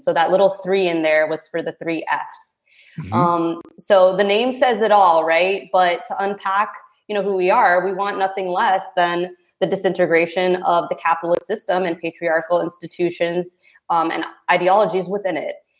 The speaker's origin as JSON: {"language": "English", "country": "Philippines", "said": "as a Filipina, you know, coming from a very religious background"}